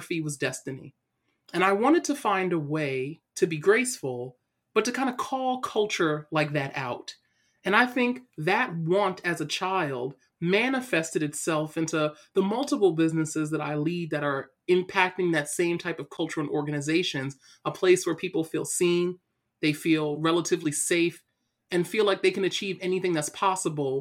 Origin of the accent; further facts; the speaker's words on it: New York City, New York, United States; my story starts off in Brooklyn, New York. So I'm originally from Brooklyn.